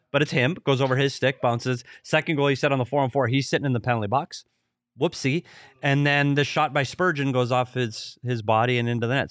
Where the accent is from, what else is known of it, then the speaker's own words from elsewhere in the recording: Minnesota, United States; moved away; my home state, Minnesota